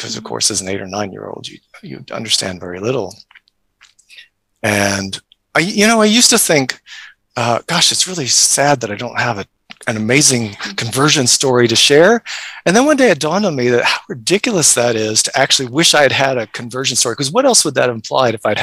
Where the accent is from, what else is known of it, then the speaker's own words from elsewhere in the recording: United States; moved away as an adult; also born or lived in Kenya; now in Christchurch, New Zealand; I am American, but I'm not in America. I live here in Christchurch